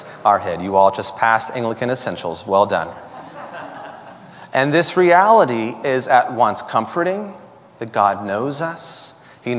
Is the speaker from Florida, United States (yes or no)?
yes; Florida, United States; when I was 10 or 11 years old, growing up in Florida